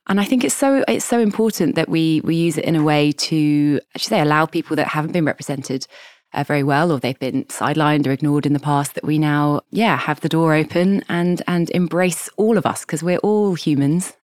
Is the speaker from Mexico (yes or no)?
no; Kent, suburban London, South East England, United Kingdom; I was born in London, and I grew up in kind of suburban London in Kent, which is kind of southeast of London